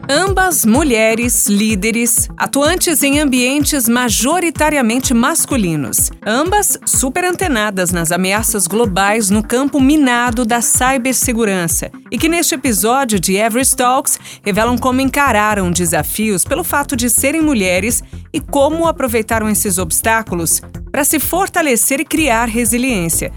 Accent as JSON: {"language": "Portuguese", "region": "São Paulo", "country": "Brazil", "tie": "born or raised there", "said": "Eu sou de São Paulo, mesmo capital, nasci aqui, moro aqui desde então, nunca me mudei"}